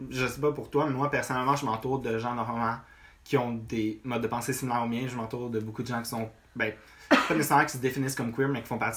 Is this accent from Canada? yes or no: yes; Rive-Nord, Quebec, Canada; moved away as an adult; now in Montreal, Canada; techniquement, je suis né à Montréal, au ah ouais, ok, Mais j'ai, grandi dans ça arrive nord toute ma vie.